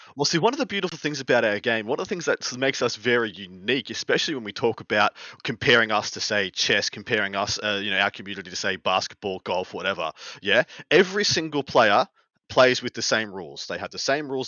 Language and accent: English; Australia; moved away; my home country